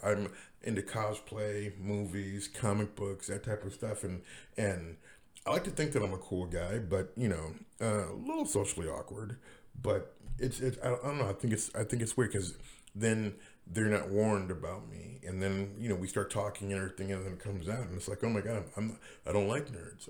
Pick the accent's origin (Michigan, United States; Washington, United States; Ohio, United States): Washington, United States; Seattle; also born or lived in Los Angeles; I'm from Seattle